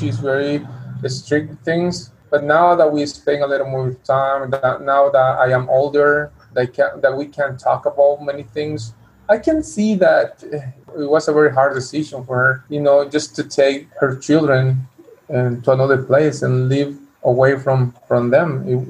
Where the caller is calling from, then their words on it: Chiapas, Mexico; English is a second language; I am speaking from Chiapas, Mexico, and I live in a little town near to Guatemala. We are like 5 hours, 6 hours from the border from Guatemala. It's a small town southeast of Chiapas.